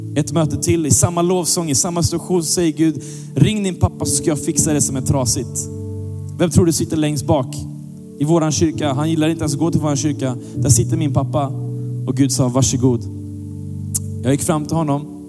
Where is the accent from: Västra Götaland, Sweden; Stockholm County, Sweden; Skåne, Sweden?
Västra Götaland, Sweden; Gothenburg; jag växte upp i Göteborg